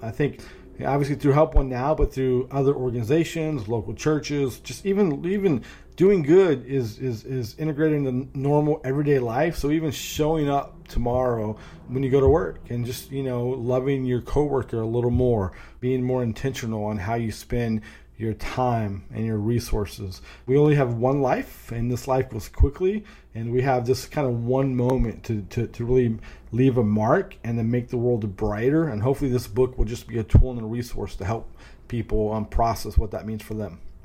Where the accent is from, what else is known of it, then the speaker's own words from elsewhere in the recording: Northern California, United States; now in Raleigh, United States; I grew up in Northern California